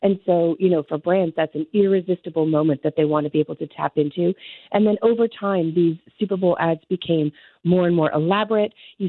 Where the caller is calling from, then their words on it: Toronto, Ontario, Canada; I am joining you from Toronto this morning.